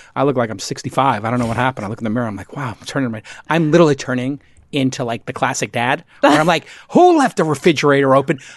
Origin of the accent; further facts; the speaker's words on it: New York City, New York, United States; I was a kid from Brooklyn